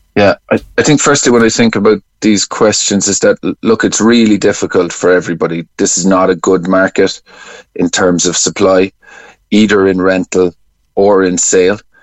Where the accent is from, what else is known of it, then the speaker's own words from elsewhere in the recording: Cork, Munster, Ireland; I'm from Cork